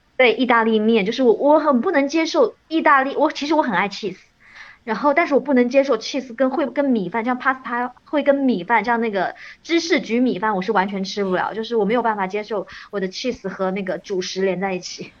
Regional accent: China; 我们，就是中国人

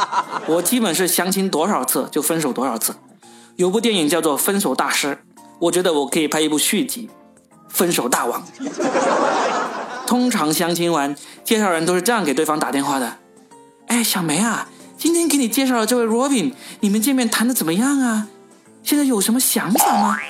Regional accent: Guangdong, China; 但是呢，我们广东人吃东西是很讲原则的。你看，全国人民都在抗议路边烧烤摊用老鼠肉来代替羊肉，我们广东人就从来没有抗议过，因为老鼠肉香啊。

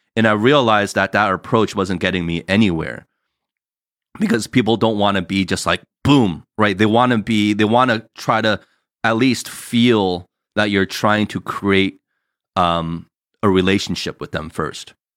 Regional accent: New Jersey, United States; now in California, United States; us growing up in Jersey, that's how we all were

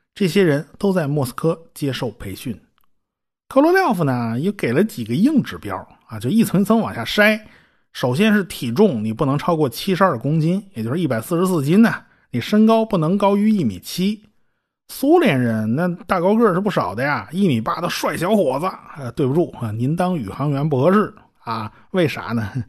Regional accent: China; 我们中国人

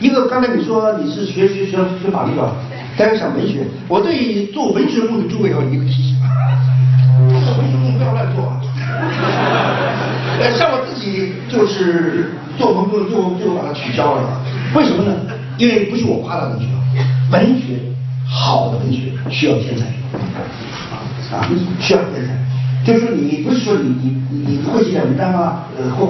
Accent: China; 别人最羡慕的就我们中国人这三个人

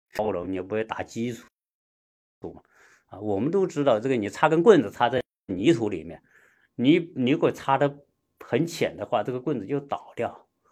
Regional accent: China; now in United States; 作为一个中国人吧，在美国过，过这些节呢

